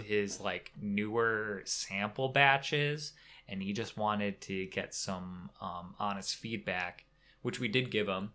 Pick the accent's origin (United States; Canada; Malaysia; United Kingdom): United States; Wisconsin; we're from Wisconsin